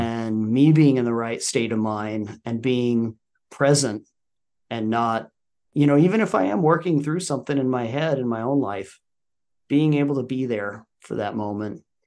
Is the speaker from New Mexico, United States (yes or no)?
yes; Albuquerque, New Mexico, United States; also born or lived in Colorado; now in Oklahoma, United States; I grew up in the great state of New Mexico in Albuquerque